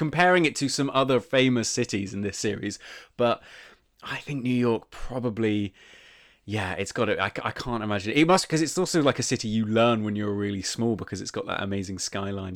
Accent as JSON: {"language": "English", "country": "United Kingdom", "said": "we are both British"}